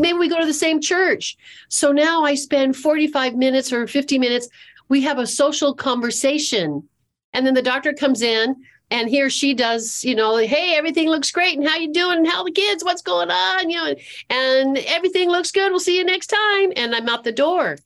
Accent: California, United States; moved away as an adult; also born or lived in Seattle; now in Charlotte, United States; born and raised in California, lived in Seattle

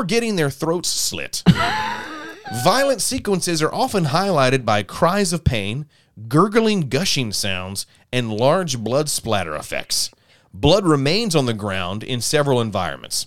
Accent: South Alabama, United States; I grew up in South Alabama, so we didn't have Blockbusters.

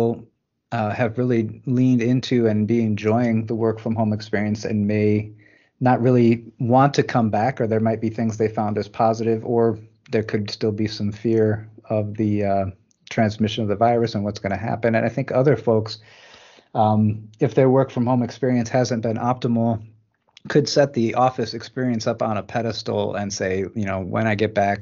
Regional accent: Michigan, United States; moved away as an adult; also born or lived in Botswana / Ohio; I grew up in blue collar Michigan

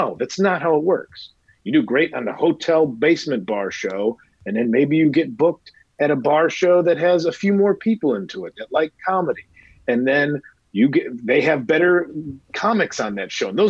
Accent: Midwest, United States; moved away as an adult; now in Los Angeles, United States; I'm from the Midwest

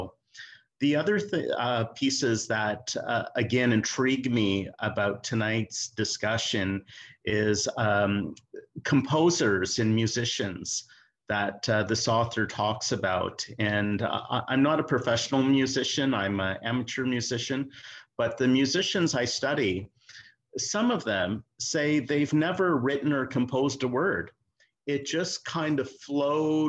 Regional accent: Canada; being a Canadian. Skating is very popular up in the north

